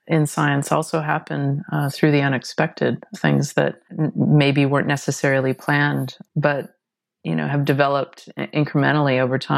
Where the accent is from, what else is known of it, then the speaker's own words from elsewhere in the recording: Seattle, Washington, United States; I grew up in Seattle and so experienced the birth of grunge.